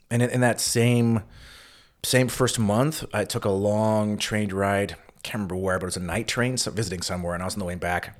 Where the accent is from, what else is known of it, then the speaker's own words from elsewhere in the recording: United States; moved away as an adult; also born or lived in Vienna / Berlin; as an American